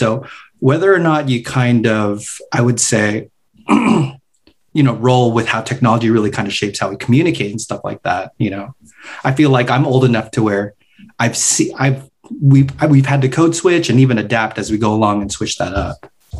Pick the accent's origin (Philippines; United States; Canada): Philippines; We're both Filipino.